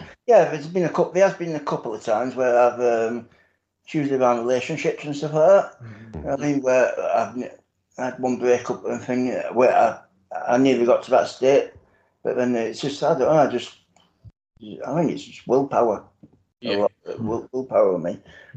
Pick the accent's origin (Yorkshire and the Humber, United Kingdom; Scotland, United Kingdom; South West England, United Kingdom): Yorkshire and the Humber, United Kingdom; Sheffield; So I don't support either team anyway. I'm from Sheffield.